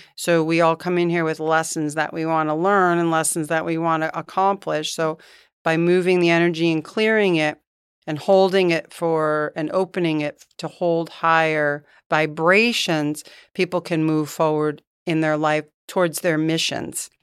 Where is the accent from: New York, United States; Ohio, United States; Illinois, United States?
New York, United States; Poughkeepsie; moved away as an adult; also born or lived in Hartford, Connecticut / Virgin Islands; now in Dunedin, United States; I grew up in Poughkeepsie, New York.